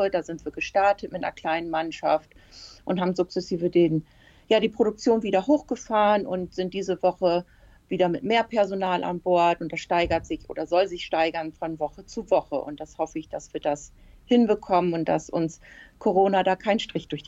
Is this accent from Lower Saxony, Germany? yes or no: yes; Emden, Lower Saxony, Germany; Ja, ich bin in Emden geboren. Ich wohne in Emden und lebe in Emden, also ich bin immer hier gewesen.